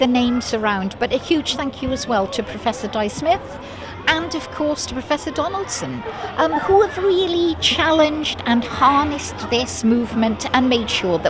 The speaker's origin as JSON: {"language": "English", "region": "Wales", "country": "United Kingdom", "said": "as proud Welsh women"}